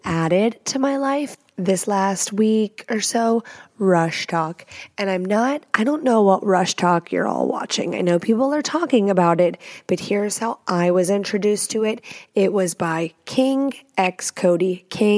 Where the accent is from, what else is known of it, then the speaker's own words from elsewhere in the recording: Texas, United States; also born or lived in Washington State; now in Washington, United States; I live in Washington State. I'm from Texas